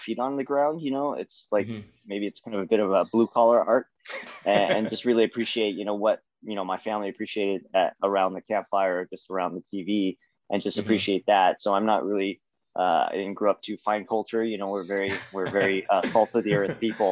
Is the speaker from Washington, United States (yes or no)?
yes; Seattle, Washington, United States; I'm from Seattle